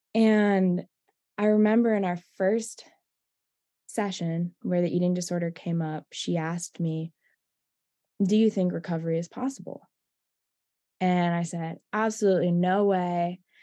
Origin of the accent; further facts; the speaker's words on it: East Coast, United States; I'm from the East Coast as you are, so that's home for me